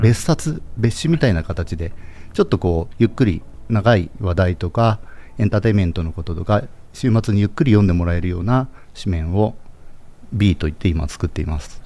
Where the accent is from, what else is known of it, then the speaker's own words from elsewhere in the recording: Japan; 僕たち日本で生まれて育った